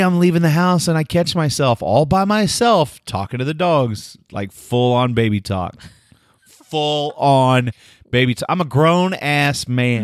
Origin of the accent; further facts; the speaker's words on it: Delaware, Oklahoma, United States; I'm from Delaware, Oklahoma